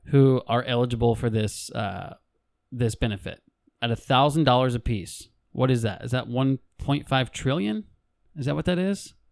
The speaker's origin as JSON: {"language": "English", "country": "United States", "said": "I'm a white male American. I'm an American"}